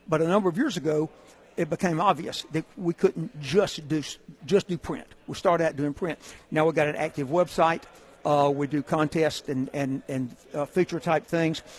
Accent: Hueytown, Alabama, United States; I'm from Hueytown, Alabama I'm actually from Rock Creek, which is out in the country outside Hueytown.

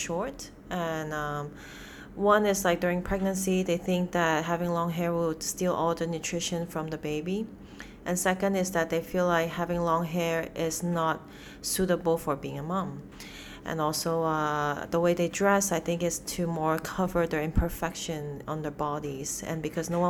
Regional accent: Hong Kong; moved away; also born or lived in United States / China; I was like born and raised in Hong Kong

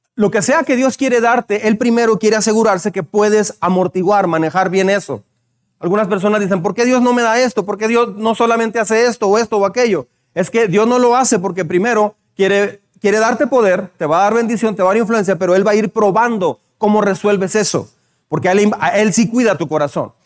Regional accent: Mexico; Tenemos fama de ser mal hablados.

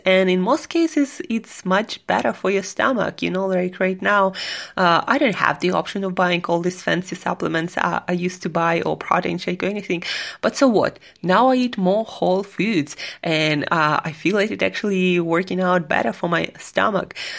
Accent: Siberia, Russia; moved away as an adult; also born or lived in New York City; I am from Siberia and I spent, spent um, mm, last two years in New York City

